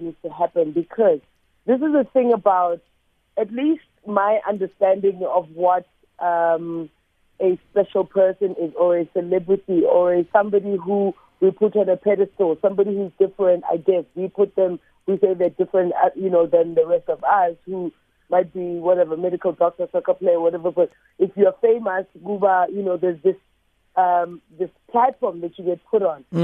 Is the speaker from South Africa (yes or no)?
yes; South Africa; the pride of being South African, being born on this land